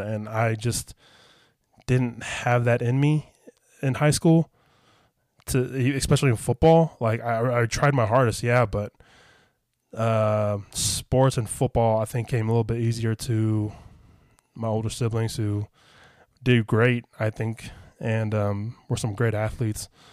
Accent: Las Vegas, Nevada, United States; I was back in Vegas

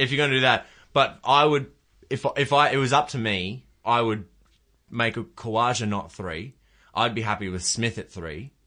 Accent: Queensland, Australia; I'm a Queenslander

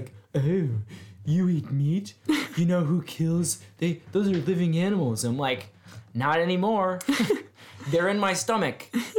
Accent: United States; You are coming at my freedom as an American.

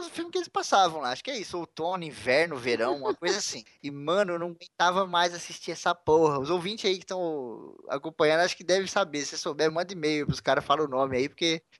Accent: Santana de Parnaíba, São Paulo, Brazil; Que eu sou aqui de Santana de Parnaíba

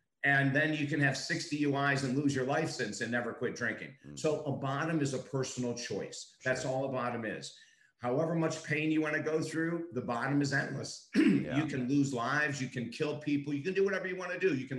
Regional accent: Syracuse, New York, United States; now in Florida, United States; I was raised in Syracuse, New York, where we actually had cellars. I live in Florida

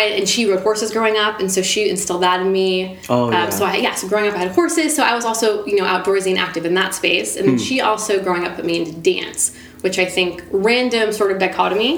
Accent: Vista, California, United States; I'm from Vista, California, North County, San Diego. I grew up on I guess I can call it a farm.

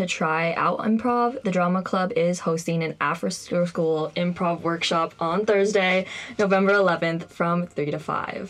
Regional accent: Bangkok, Thailand; born there; I am also a senior, and a fun fact about myself is that I was born in Bangkok, Thailand.

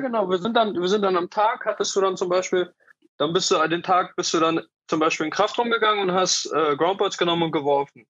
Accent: Dortmund, North Rhine-Westphalia, Germany; ich komme gebürtig aus Dortmund, ähm, habe in der Nähe vom Borsigplatz gewohnt, in der Wambeler Straße

